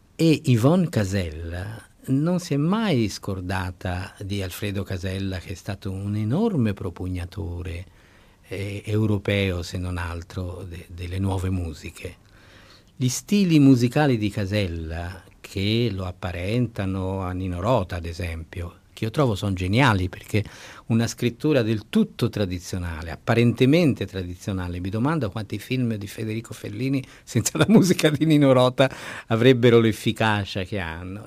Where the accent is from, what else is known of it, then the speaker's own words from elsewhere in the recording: Ponte a Ema, Tuscany, Italy; fin dall'infanzia, l'infanzia a Ponteema